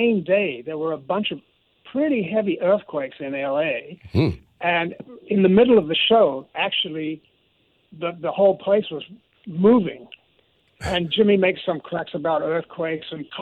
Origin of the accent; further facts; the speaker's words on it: London, United Kingdom; moved away as an adult; also born or lived in New York City, United States / Los Angeles, United States; So I feel like I'm a New Yorker also with that London blood